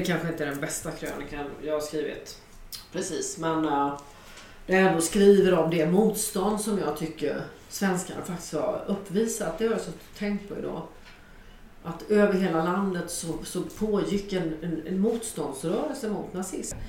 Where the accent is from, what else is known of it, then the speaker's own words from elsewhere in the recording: Jönköping, Jönköping County, Sweden; min hemstad Jönköping